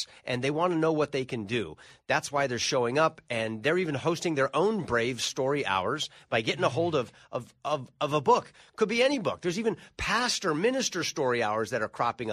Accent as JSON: {"language": "English", "region": "California", "country": "United States", "said": "I come from California, the land of loose"}